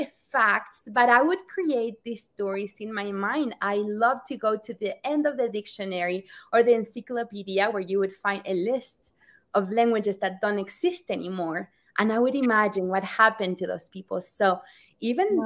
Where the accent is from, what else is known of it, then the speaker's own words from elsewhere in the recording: Rosario, Santa Fe, Argentina; moved away; I am from Rosario, Argentina